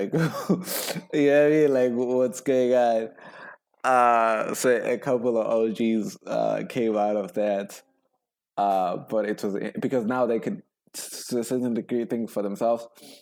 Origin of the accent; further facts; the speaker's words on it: South Africa; growing up in South Africa. So grew up in a not predominantly in an all-black community.